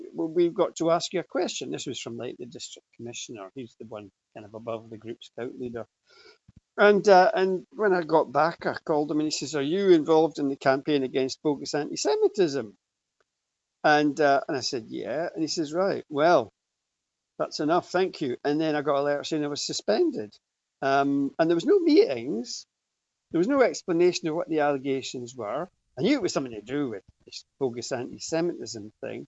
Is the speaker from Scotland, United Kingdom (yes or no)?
yes; Aberdeen, Scotland, United Kingdom; when I was a kid, you know, I grew up in Aberdeen.